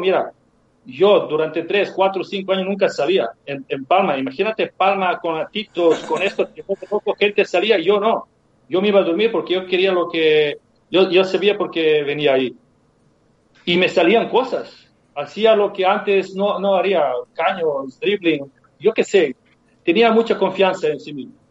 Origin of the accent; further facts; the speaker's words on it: Serbia; Spanish is a second language; moved away as an adult; also born or lived in Mallorca, Spain; yo llegué ah, de Serbia